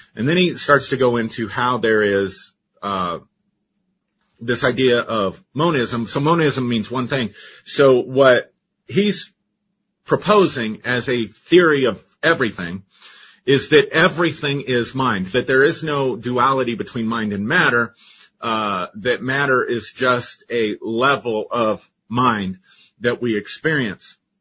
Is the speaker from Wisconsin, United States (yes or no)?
no; Colorado, United States; I grew up in Colorado, you know, and we have orange sunsets out here.